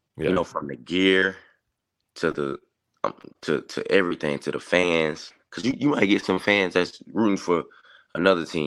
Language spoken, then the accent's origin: English; Augusta, Georgia, United States; I'm a kid from Augusta